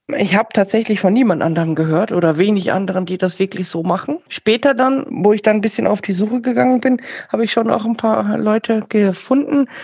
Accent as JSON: {"language": "German", "region": "Bavaria", "country": "Germany", "said": "bei uns in Bayern"}